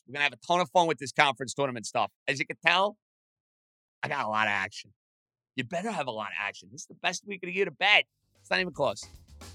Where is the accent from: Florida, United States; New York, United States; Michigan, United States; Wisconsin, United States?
New York, United States; New York City; my hometown of Staten Island, New York